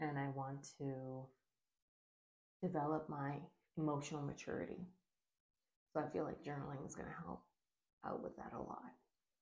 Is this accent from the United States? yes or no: no; Bahamas; I grew up in the Bahamas